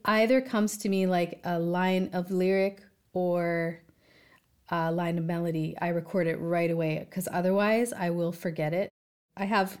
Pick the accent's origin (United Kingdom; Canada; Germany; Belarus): Canada; Victoria, British Columbia; now in Southern California, United States; I grew up in Victoria, British Columbia, which is a little city